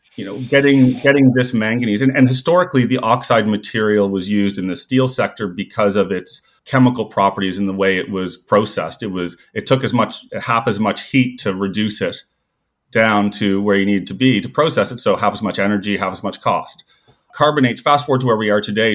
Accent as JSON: {"language": "English", "area": "the Maritimes", "region": "Prince Edward Island", "country": "Canada", "tie": "born or raised there", "also_born_or_lived": "Calgary", "moved": "as an adult", "said": "I grew up in the Maritimes, went to high school on Prince Edward Island"}